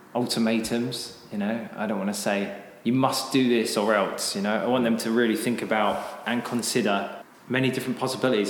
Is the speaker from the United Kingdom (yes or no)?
yes; United Kingdom; moved away as an adult; now in Japan; I'm uh, British. I came to Japan about ten years ago.